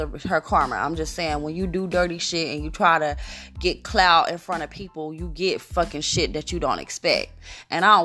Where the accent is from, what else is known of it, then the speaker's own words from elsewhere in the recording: Newark, New Jersey, United States; moved away; also born or lived in Brooklyn, New York / Queens, New York; I'm from New Jersey, Newark. I lived in Brooklyn. I lived in Queens.